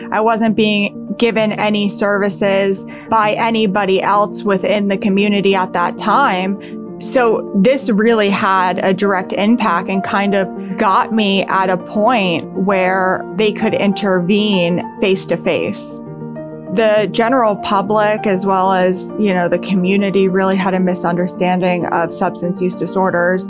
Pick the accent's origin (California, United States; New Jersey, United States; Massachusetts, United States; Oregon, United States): New Jersey, United States; Hackettstown; also born or lived in Burlington County, New Jersey; I grew up in Hackettstown, New Jersey, which is in Warren County